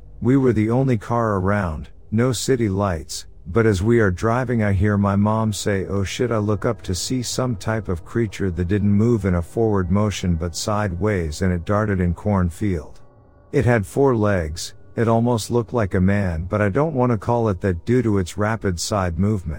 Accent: Ohio, United States; I grew up in Ohio but decided to go to Colorado for college.

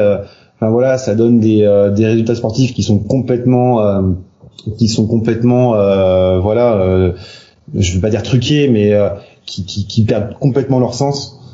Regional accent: Nantes, Pays de la Loire, France; je suis nantais, donc je parle beaucoup de Nantes

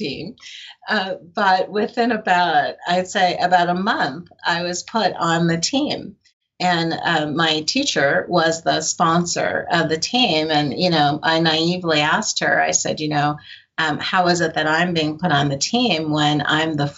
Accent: Albuquerque, New Mexico, United States; also born or lived in Oakland, California; my mother moved me to Albuquerque, New Mexico, of all places. And from there, you know, I went to high school in Albuquerque

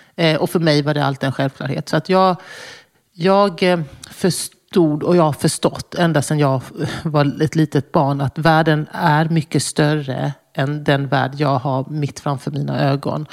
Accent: Småland, Sweden; moved away; also born or lived in Brussels; där jag växte upp mitt i skogen i Småland

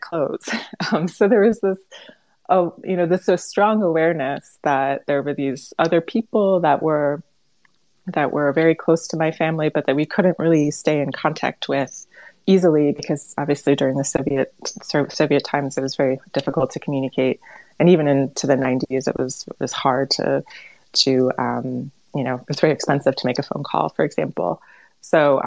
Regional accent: Cleveland, Ohio, United States; I grew up in Cleveland, Ohio, which actually has a pretty big Ukrainian community, in a largely sort of American environment

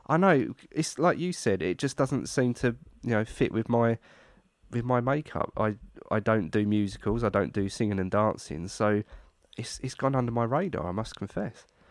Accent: United Kingdom; being British

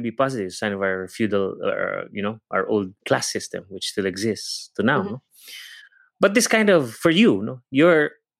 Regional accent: Davao, Davao Region, Philippines; It's always a joke, but it's not a joke to me because I come from Davao and it's a very different language.

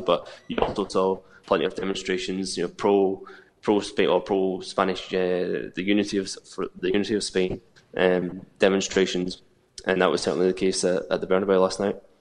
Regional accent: Scotland, United Kingdom; as a Scot

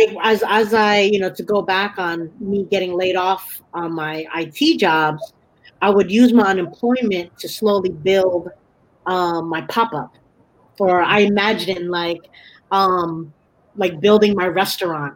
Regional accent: Bay Area, California, United States; also born or lived in New Jersey; growing up in the Bay Area

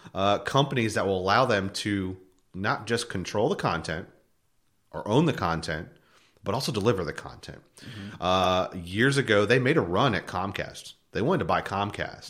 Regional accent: north of Philadelphia, Pennsylvania, United States; moved away; I grew up in Pennsylvania. Um, uh, north of Philadelphia an hour

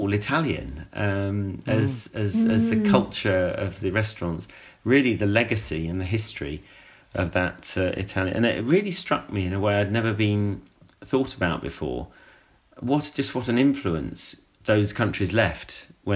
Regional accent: United Kingdom; as a British person

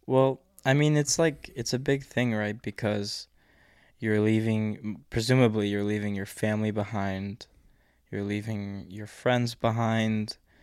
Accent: United States; being an American in the East

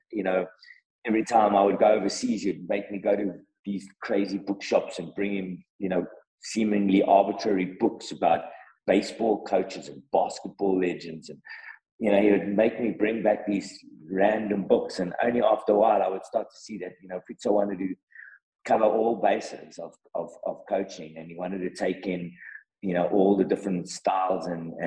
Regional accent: South Africa; as a South African football loving person and a football administrator in the game

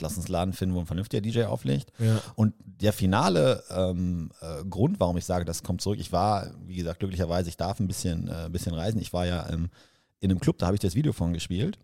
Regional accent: Germany; also born or lived in Vancouver, Canada; ich gehe jetzt zum ersten Mal als Deutscher

